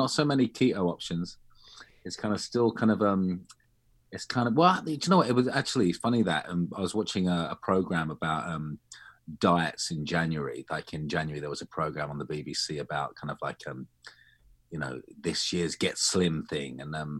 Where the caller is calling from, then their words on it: East of England, United Kingdom; I'm in North London. Well, just outside North London. It's just into Hertfordshire, which is kind of like fake countryside.